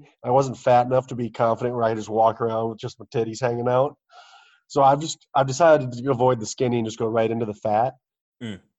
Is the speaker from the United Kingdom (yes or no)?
yes; United Kingdom; My crisps, as I call them, because I'm British.